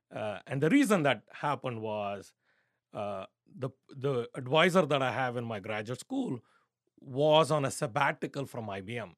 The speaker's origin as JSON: {"language": "English", "country": "India", "tie": "born or raised there", "said": "growing up in India"}